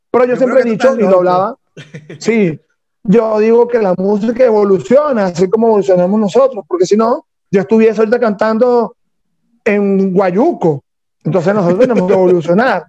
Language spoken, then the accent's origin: Spanish; Venezuela; como venezolanos